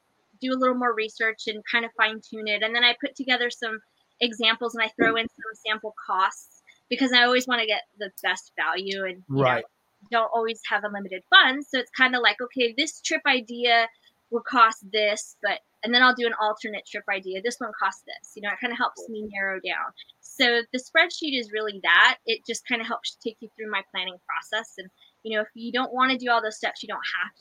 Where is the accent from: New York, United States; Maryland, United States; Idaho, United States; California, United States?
Idaho, United States; I'm from Idaho